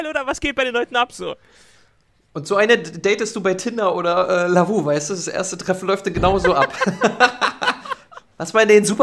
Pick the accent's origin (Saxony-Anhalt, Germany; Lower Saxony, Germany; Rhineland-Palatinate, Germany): Saxony-Anhalt, Germany; now in Berlin, Germany; dort, wo ich herkomme, aus Sachsen-Anhalt, äh, da kriegt man das gar nicht mit.